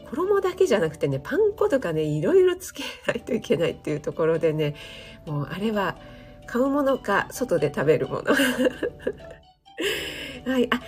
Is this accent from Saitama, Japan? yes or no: no; Kanagawa, Japan; 私何ですかね神奈川犬なんだけど、江戸っ子なんですかね